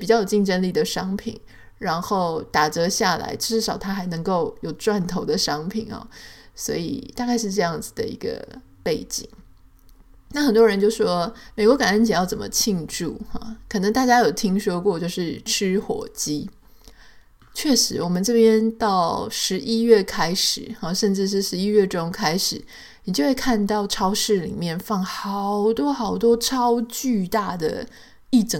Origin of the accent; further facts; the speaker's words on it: Taiwan; now in United States; 我记得那时候我刚来的时候呢，我就会觉得说，我会带着从台湾来的一些印象嘛。